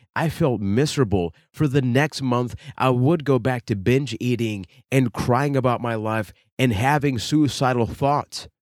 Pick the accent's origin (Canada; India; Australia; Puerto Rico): Puerto Rico; I am from Puerto Rico